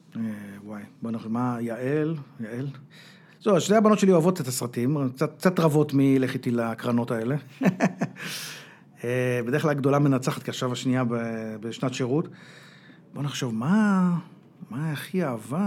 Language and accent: Hebrew; Israel